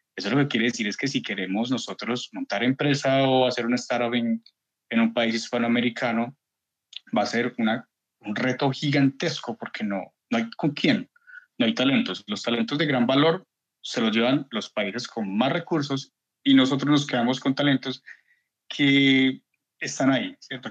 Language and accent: Spanish; Colombia; hablo como colombiano